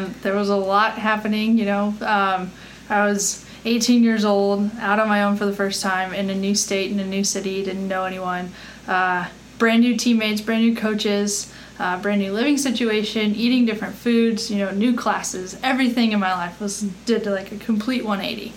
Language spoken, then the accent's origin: English; Colorado, United States; moved away as an adult; also born or lived in North Texas; I'm originally from Colorado